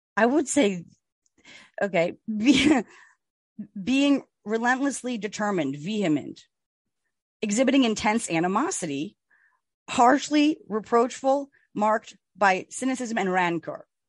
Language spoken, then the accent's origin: English; New Jersey, United States; we are from Jersey